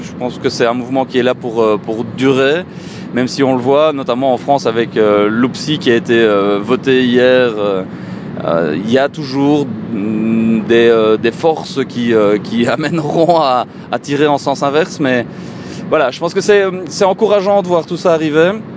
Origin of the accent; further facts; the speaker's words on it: Belgium; chez nous en Belgique